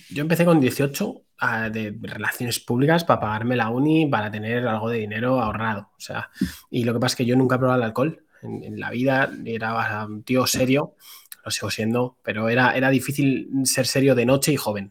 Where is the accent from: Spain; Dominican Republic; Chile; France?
Spain; Madrid, Community of Madrid; soy un chaval de Madrid, tengo 28 años